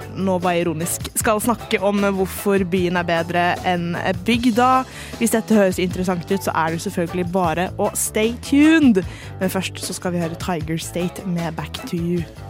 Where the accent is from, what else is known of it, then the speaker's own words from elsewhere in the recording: Bærum, Akershus, Norway; jeg er fra Bærum.